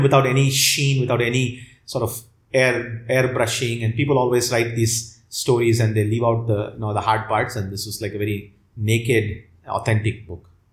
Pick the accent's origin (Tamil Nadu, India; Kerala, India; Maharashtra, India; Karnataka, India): Tamil Nadu, India; Chennai; i grew up in chennai